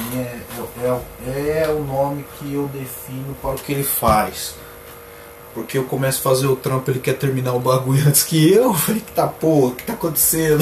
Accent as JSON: {"language": "Portuguese", "town": "Limeira", "region": "São Paulo", "country": "Brazil", "said": "sou daqui. Sou daqui, eu sou lá de Limeira, trabalho na Semapa, eu falo, sou de Limeira."}